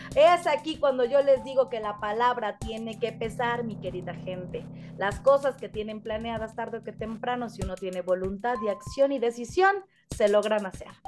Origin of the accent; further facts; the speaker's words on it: León, Guanajuato, Mexico; Aquí en León, Guanajuato, de donde soy originaria, de donde, de donde habito